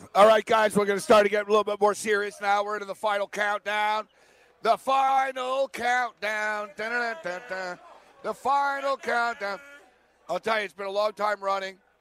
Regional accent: Canada; I'm Canadian

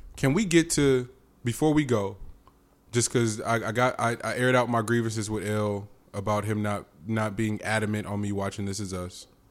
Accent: the Bay Area, California, United States; I'm from the Bay

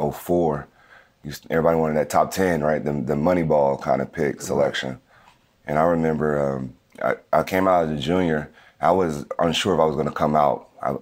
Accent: Las Vegas, Nevada, United States; And we played in the Las Vegas Bowl, which is my hometown.

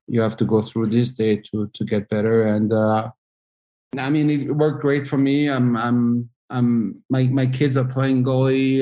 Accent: France; moved away as an adult; also born or lived in Switzerland; I grew up in France and playing in, um, in a pretty good, uh, hockey city

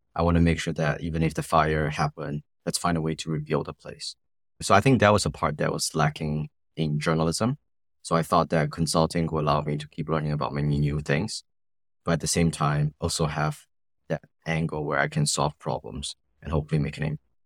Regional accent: Singapore; growing up in Singapore

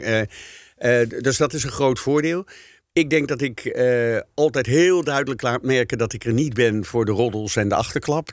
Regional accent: Netherlands; Wij zijn als Nederlanders

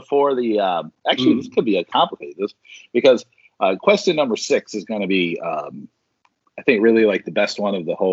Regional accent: United States; I'm an American

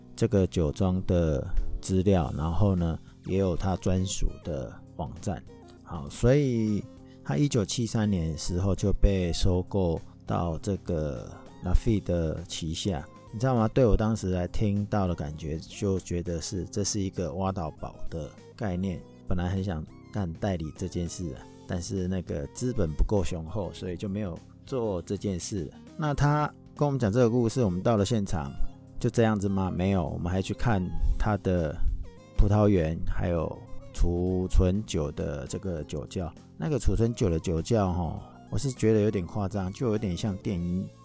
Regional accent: Taiwan; 我们台湾人

